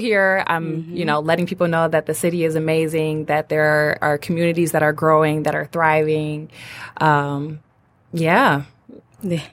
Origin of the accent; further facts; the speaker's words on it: Detroit, Michigan, United States; moved away as an adult; also born or lived in Ann Arbor, Michigan; now in Royal Oak, United States; I'm from Detroit, born and raised on the west